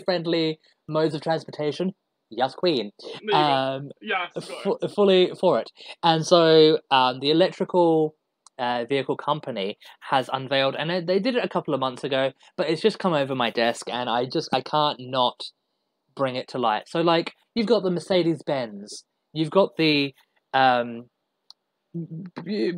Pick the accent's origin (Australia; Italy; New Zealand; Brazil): Australia; now in United Kingdom; I'm an Australian living in the UK